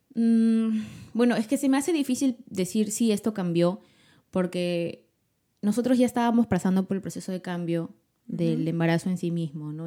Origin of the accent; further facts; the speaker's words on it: Lima, Peru; soy de Lima y yo vivo con mi esposo y mi hijita Almendra